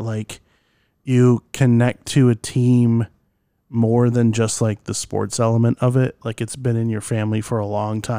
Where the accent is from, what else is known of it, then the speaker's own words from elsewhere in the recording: Michigan, United States; we grew up in Michigan